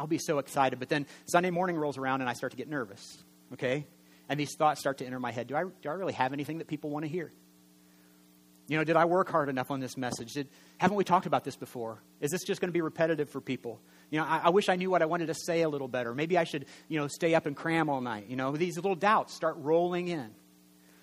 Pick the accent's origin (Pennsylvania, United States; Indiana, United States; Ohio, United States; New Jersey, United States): Indiana, United States; I'm from Indiana, and we're quiet preachers